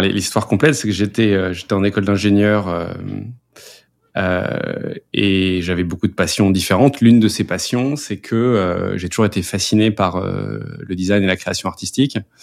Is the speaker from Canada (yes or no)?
no; France; moved away as an adult; on est petit français, euh, basé en France